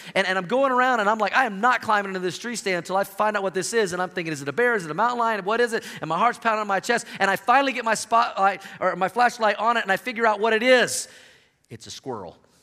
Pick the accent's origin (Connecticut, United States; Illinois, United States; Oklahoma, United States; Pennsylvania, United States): Oklahoma, United States; moved away as an adult; now in Colorado, United States; I grew up in Oklahoma.